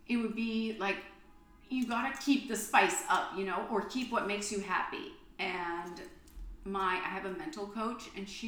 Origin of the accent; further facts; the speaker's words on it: Texas, United States; I'm from Texas